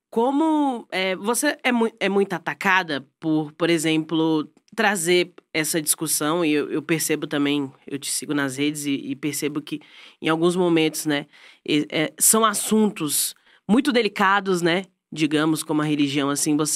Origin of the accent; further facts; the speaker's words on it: Brasília, Federal District, Brazil; eu sou de Brasília.